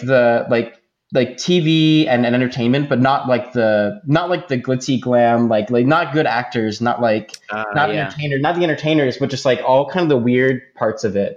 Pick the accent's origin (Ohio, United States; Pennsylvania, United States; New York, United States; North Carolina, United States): Pennsylvania, United States; Philadelphia; moved away as an adult; also born or lived in Michigan; now in Vancouver, Canada; I was born in Philadelphia